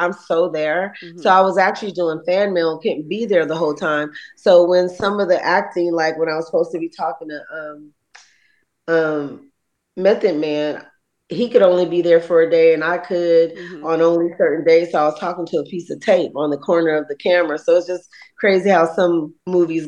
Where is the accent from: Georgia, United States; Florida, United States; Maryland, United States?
Georgia, United States; East Point; also born or lived in College Park, Georgia; growing up in Jelly Beans and when I used to live in the hood in East Point, College Park